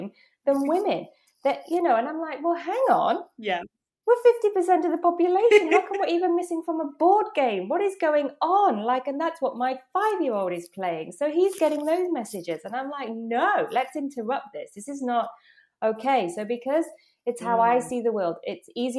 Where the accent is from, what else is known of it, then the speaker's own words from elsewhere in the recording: England, United Kingdom; accent: British; moved away as an adult; now in Netherlands; from being born in England, being British, to now living in the Netherlands